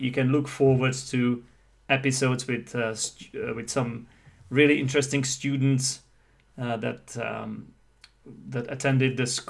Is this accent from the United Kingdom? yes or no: yes; United Kingdom; what happens is that as a Brit